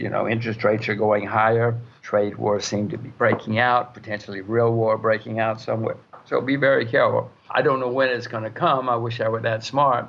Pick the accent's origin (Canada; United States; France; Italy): United States; Alabama; moved away as an adult; now in Singapore; I grew up in Alabama, so I grew up thinking heat was normal.